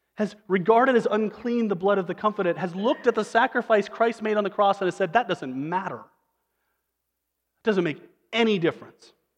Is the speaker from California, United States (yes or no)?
no; Western Nebraska, United States; moved away; I'm from Western Nebraska